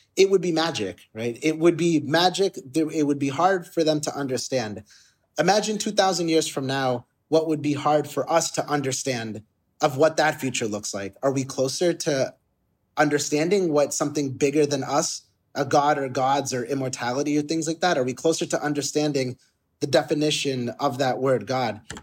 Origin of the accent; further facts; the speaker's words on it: Boston, Massachusetts, United States; I was born in Boston